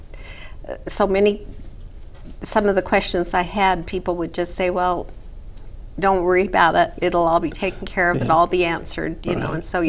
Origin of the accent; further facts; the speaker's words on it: Copperton, Utah, United States; also born or lived in Murray, Utah / Salt Lake City, Utah; And grew up in a small town, Copperton, base of the Bingham Canyon Mine.